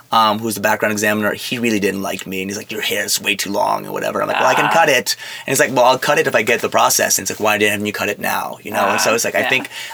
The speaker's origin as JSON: {"language": "English", "region": "New York", "country": "United States", "tie": "born there", "accent": "a mix of French and New York", "said": "I was born in New York."}